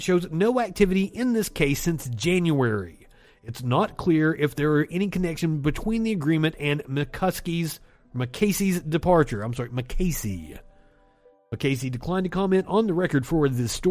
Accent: Kentucky, United States; I'm from Kentucky

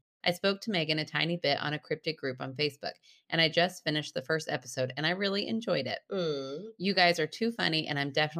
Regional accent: Michigan, United States; I grew up in the Rust Belt, 45 minutes north of Detroit. I was born in the city, but had the privilege of growing up in a small town with lots of fields and woods to play and roam around in.

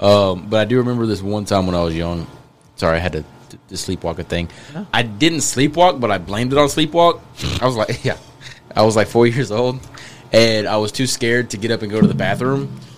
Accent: Crawford, Texas, United States; I'm from Crawford. We're Crawford Pirates.

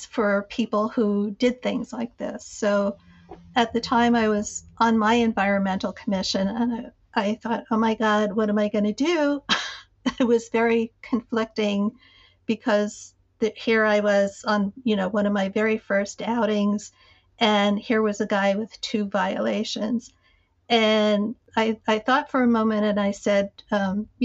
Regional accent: Jersey City, New Jersey, United States; I grew up in Jersey City

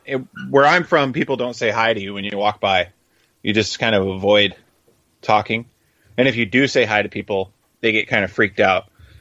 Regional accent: Gilbert, Arizona, United States; and I come from Gilbert, Arizona, and we're already in Tennessee at the moment.

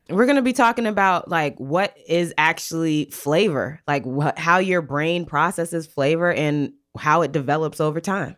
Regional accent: Maryland, United States; I'm from Maryland

